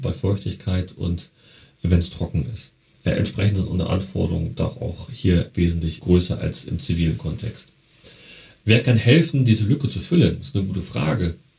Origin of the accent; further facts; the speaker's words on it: Berlin, Germany; Ich komme ja ursprünglich aus Berlin, Neukölln